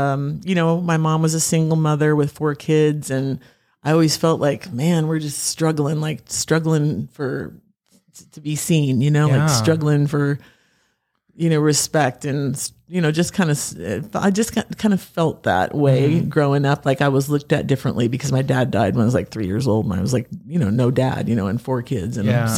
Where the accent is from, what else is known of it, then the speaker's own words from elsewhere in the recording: Pacific Northwest, United States; I grew up in the Northwest, you know, I've done all the Heart covers